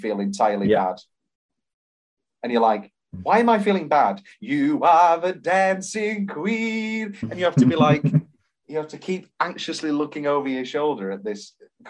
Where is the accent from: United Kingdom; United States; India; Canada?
United Kingdom; We're British